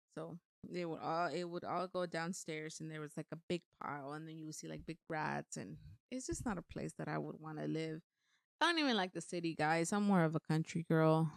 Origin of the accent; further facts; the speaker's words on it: Mexico; moved away; I have both of my parents' last name because I was born in Mexico